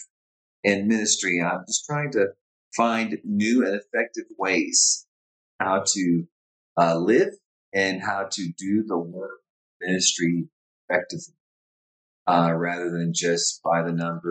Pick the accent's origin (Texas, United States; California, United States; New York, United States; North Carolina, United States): California, United States; Orange County, Southern; I'm from Southern California, Orange County, born and raised